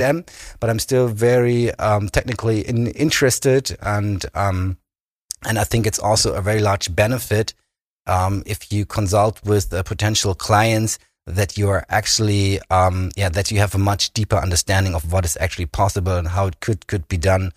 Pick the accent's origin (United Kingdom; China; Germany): Germany; Berlin; moved away as an adult; also born or lived in Kiel; now in Bremen, Germany; I grew up in Berlin, in, in the western part of of Berlin